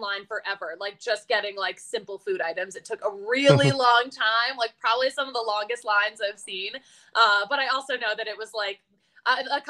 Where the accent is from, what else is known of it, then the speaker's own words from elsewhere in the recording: Philadelphia, Pennsylvania, United States; moved away; also born or lived in Hartford; I'm from Philly originally